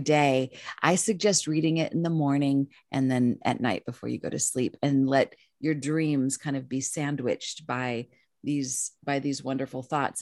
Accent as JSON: {"language": "English", "town": "Los Angeles", "region": "California", "country": "United States", "moved": "as an adult", "lives_now": "Topanga Canyon, United States", "said": "I'm a city girl. I'm from East Los Angeles"}